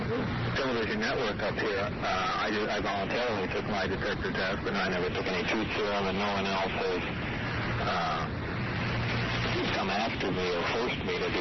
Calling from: Arizona, United States

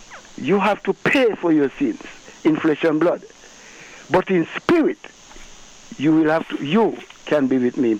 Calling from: St. Kitts & Nevis; I'm calling from St. Kitt.

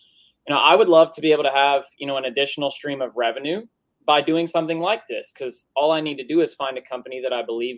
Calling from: Tennessee, United States; West Tennessee.

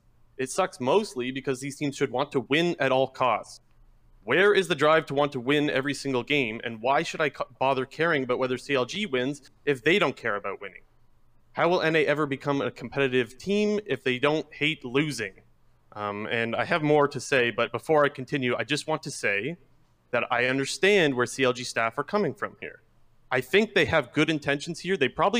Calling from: Ontario, Canada; Calling from Ontario.

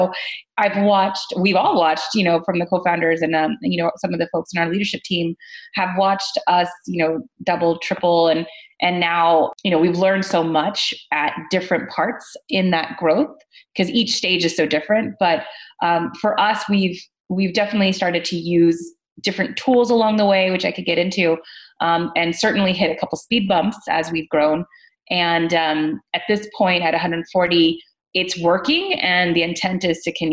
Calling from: Santa Monica, California, United States; So today I'm dialing in from Santa Monica.

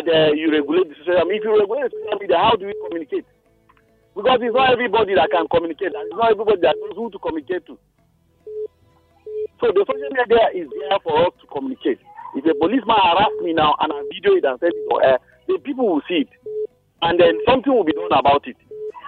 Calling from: Bukuru, Plateau, Nigeria; calling from Bukuru here.

